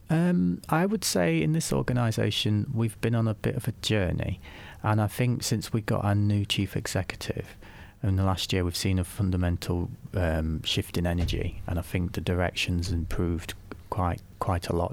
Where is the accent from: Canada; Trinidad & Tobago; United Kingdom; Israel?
United Kingdom; Nottingham, East Midlands; moved away as an adult; also born or lived in Leeds; I was born in Nottingham, um, spent, um, my early life in Nottingham